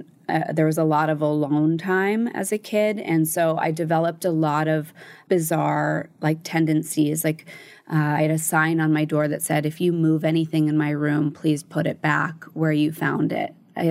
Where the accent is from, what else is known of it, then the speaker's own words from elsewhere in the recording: Connecticut, United States; And my mom and my stepdad, when I was growing up in Connecticut, were working out of state.